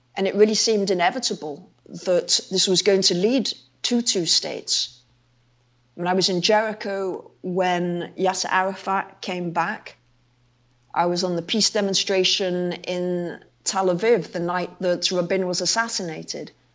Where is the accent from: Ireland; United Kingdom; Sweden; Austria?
United Kingdom; London; I was born in London